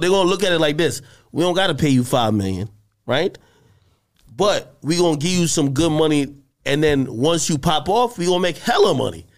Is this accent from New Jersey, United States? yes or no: yes; New Jersey, United States; I'm from Jersey.